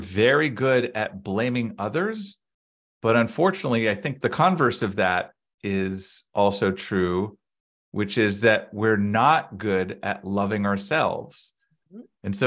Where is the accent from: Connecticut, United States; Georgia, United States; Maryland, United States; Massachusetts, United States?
Massachusetts, United States; Boston; I grew up in the Boston area